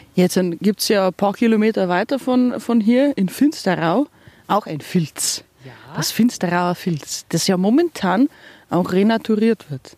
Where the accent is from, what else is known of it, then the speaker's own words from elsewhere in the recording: Bavarian Forest, Germany; bei uns im Bayerischen Wald